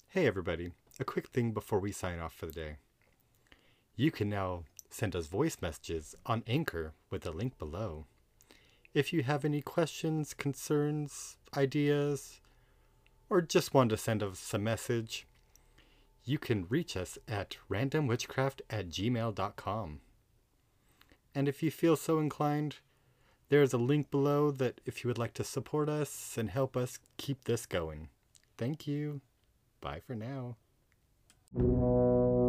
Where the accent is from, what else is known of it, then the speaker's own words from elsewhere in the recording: Southern California, United States; I am a boy from Southern California